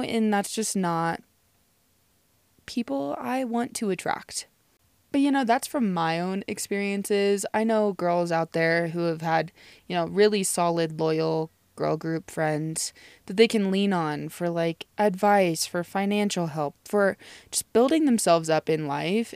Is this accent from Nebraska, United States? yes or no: yes; Nebraska, United States; I'm from Nebraska